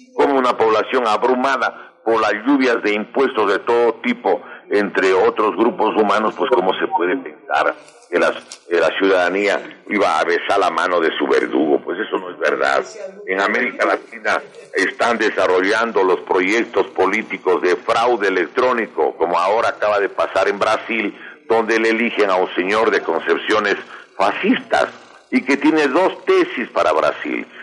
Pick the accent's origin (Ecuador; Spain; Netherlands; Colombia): Ecuador; nosotros debemos advertir como ecuatorianos